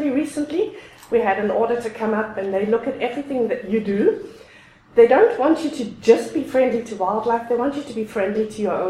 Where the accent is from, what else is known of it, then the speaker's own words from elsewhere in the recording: South Africa; moved away as an adult; also born or lived in Europe; now in Alberta, Canada; I was born and raised in South Africa. I spent the first 22 years in South Africa